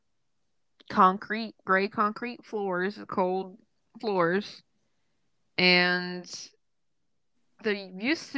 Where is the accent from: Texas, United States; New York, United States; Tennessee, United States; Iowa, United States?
Tennessee, United States; Woodlawn; also born or lived in Clarksville, Tennessee; my hometown is Woodlawn, but, which is, like, 2,000 people